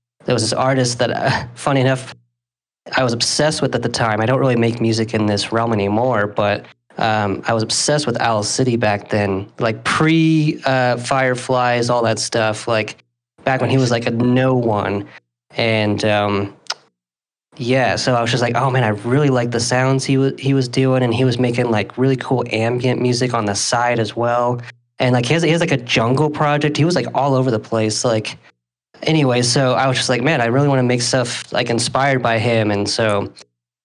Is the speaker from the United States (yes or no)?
yes; Salt Lake City, Utah, United States; also born or lived in Ventura, California; I currently reside in Salt Lake City. I've been out in Utah for most of my life, but originally I'm from Ventura, California